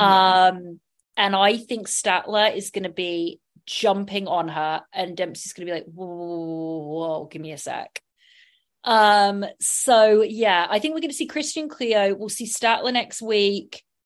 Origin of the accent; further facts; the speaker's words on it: southern England, United Kingdom; accent: southern English; now in United States; I have a southern